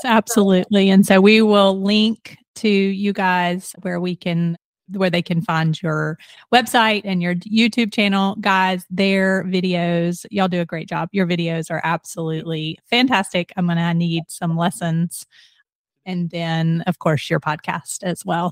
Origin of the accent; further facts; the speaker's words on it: Atlanta, Georgia, United States; growing up in Atlanta, we would always go like to the mountain